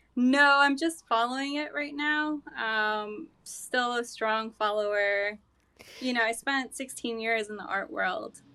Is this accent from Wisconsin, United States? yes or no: no; Hartsdale, New York, United States; also born or lived in Mexico / Brooklyn, New York; now in New Rochelle, United States; I'm, uh, Mexican. I came here when I was two. Um, and, uh, yeah, I grew up in Hartsdale, New York